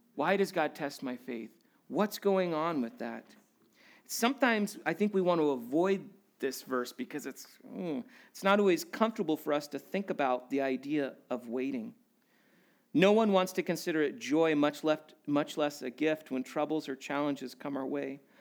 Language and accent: English; Alaska, United States; growing up in Alaska